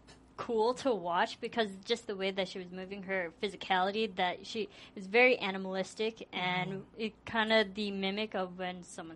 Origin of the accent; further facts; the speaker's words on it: Chicago, Illinois, United States; I'm from Illinois and Chicago.